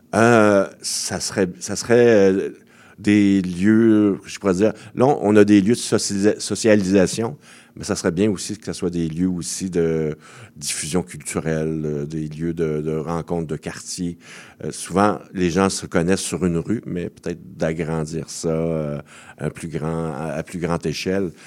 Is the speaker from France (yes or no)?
no; Montreal, Quebec, Canada; je suis né à Montréal-Nord